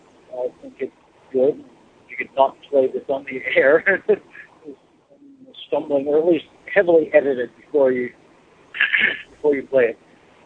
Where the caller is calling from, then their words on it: Oregon, United States; I'm calling from Oregon.